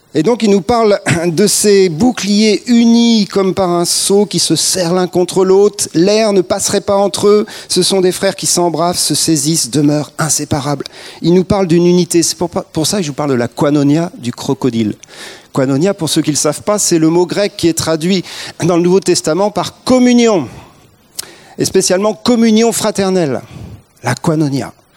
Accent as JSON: {"language": "French", "country": "France", "said": "on est français"}